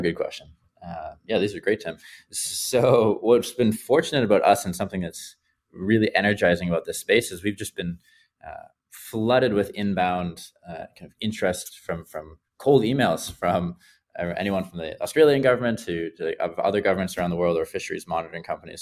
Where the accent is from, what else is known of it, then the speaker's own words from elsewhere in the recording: Vancouver, British Columbia, Canada; Vancouver, uh, my hometown